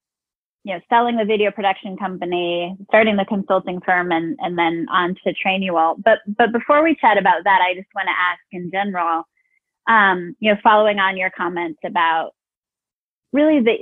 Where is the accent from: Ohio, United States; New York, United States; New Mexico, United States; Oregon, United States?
New Mexico, United States; Albuquerque; also born or lived in Tennessee / St. Louis; now in Arizona, United States; I grew up in Albuquerque. I've lived here for about 15 years. I've lived in Tennessee and in St. Louis as well